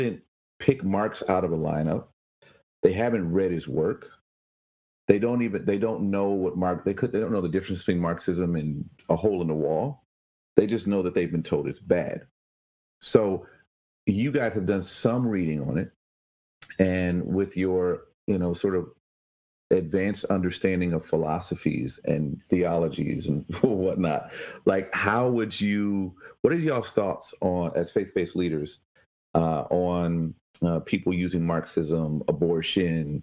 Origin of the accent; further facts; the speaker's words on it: Chicago, Illinois, United States; I was born in Chicago.